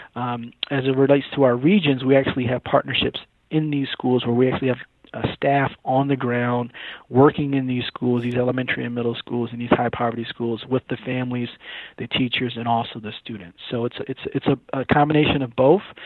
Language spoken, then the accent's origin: English; Syracuse, New York, United States; moved away as an adult; now in Atlanta, United States; I'm actually from Syracuse, New York.